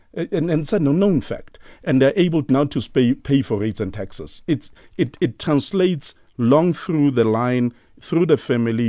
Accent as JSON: {"language": "English", "town": "Soweto", "region": "Gauteng", "country": "South Africa", "said": "I'm from White City"}